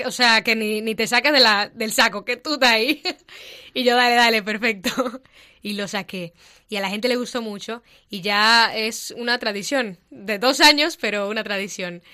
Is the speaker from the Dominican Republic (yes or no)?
yes; Dominican Republic; moved away as an adult; now in Madrid, Spain; soy dominicana y tengo aquí en Madrid año y tres meses